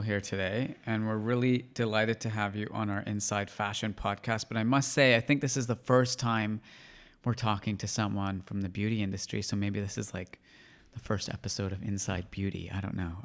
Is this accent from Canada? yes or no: yes; Canada; growing up in Canada